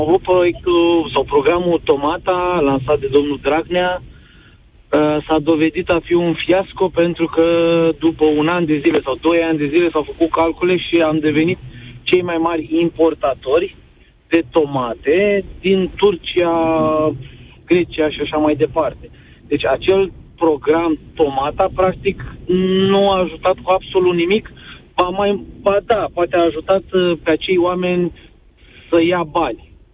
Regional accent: Bacău, Bacău County, Romania; eu sunt din Bacău

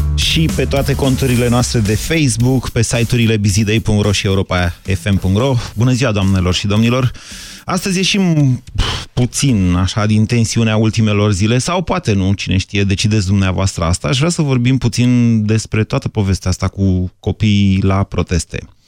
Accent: Bucharest, Romania; Eu, ca miticul de la București

